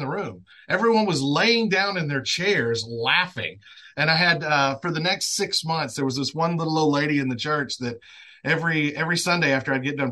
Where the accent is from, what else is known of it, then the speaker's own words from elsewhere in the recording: Northeast Louisiana, United States; Northeast Louisiana, where I'm at. Started in the fields when I was 11 years old